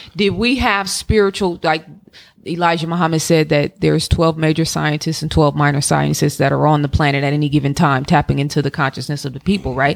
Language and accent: English; Oakland, California, United States; now in Atlanta, United States; growing up in Oakland